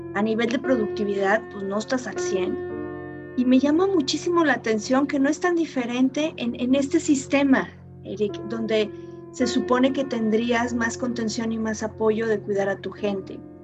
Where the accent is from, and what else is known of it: Mexico